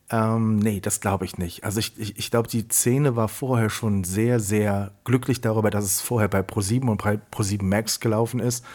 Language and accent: German; Siegburg, North Rhine-Westphalia, Germany; ich komme aus dem Rheinland, ich äh, komme aus einem Ort